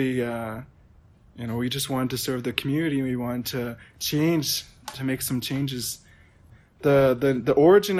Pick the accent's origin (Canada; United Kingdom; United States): Canada; Prince Albert, Saskatchewan; I'm Métis. I'm from Prince Albert